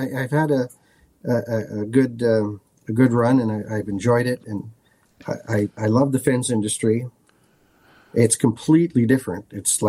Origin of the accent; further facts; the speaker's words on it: Lisbon, Portugal; as being firstborn son in, you know, I was born in Lisbon, Portugal.